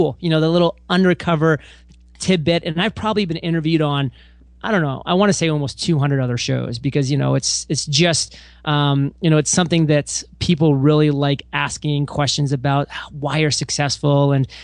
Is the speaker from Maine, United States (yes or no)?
yes; Maine, United States; moved away as an adult; also born or lived in Rhode Island; now in San Diego, United States; I was born and raised in Maine, grew up there for the first 18 years of my life